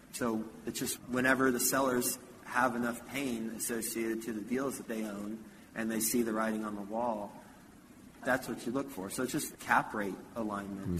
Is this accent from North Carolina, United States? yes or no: no; Houston, Texas, United States; also born or lived in Flint, Michigan; My family moved from Flint to Houston when I was three